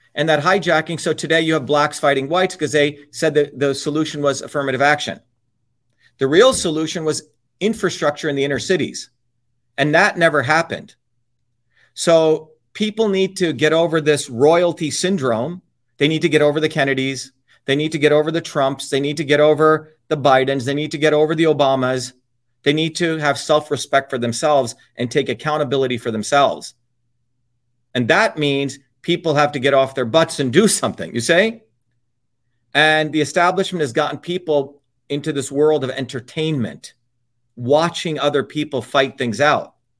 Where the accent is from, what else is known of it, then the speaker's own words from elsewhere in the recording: Paterson, New Jersey, United States; also born or lived in Clifton, New Jersey; I grew up in Patterson and Clifton.